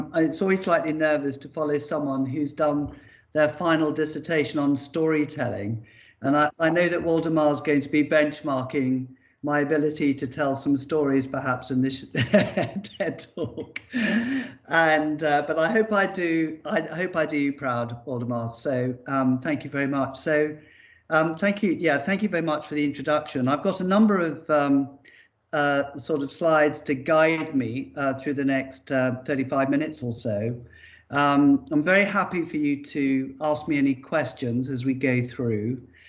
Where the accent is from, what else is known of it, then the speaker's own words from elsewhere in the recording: Ascension Island; born there; I was born in Ascension Island. This is where I came into the world.